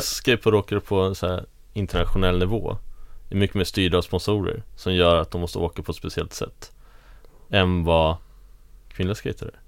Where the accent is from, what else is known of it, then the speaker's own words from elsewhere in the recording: Tyresö, Stockholm County, Sweden; i Tyresö där jag växte upp